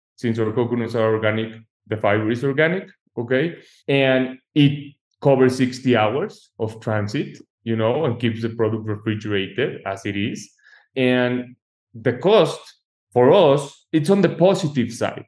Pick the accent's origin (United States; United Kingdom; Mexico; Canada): Mexico; moved away; I'm an architect from Mexico, so I'm new to the US market